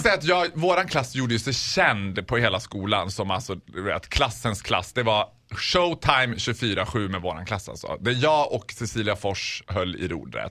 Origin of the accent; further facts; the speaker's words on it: Borlänge, Dalarna County, Sweden; also born or lived in Falun; Jag är ju från Borlänge och mitt hjärta är alltid i Bålänge